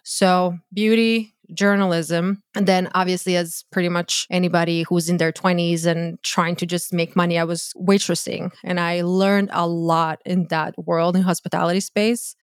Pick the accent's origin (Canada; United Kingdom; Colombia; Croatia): Croatia; English is a second language; moved away as an adult; now in United States; born and raised in Croatia. I moved to the U S when I was twenty-two.